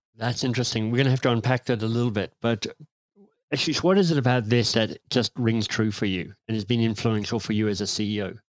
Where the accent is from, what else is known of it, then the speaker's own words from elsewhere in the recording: Canberra, Australian Capital Territory, Australia; I could see growing up in Canberra, in Australia